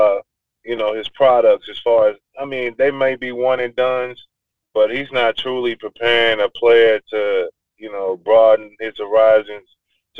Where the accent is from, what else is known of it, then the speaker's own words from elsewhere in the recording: Paris, Kentucky, United States; also born or lived in Evanston, Illinois; my hometown, Paris.